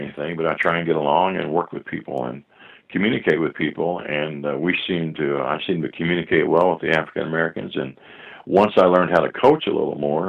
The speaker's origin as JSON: {"language": "English", "region": "Scotland", "country": "United Kingdom", "tie": "born or raised there", "said": "Where I grew up in Scotland, there was a naval base, and my mom used to take in ironing stuff."}